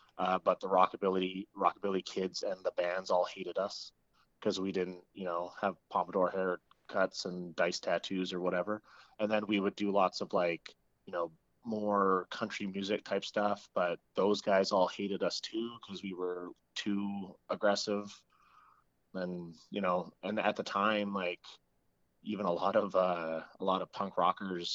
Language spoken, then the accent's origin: English; Fort McMurray, Alberta, Canada; moved away; also born or lived in Edmonton; I'm originally from Fort McMurray, Alberta.